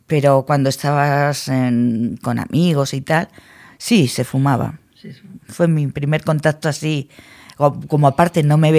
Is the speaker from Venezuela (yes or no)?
no; Logroño, La Rioja, Spain; somos de Logroño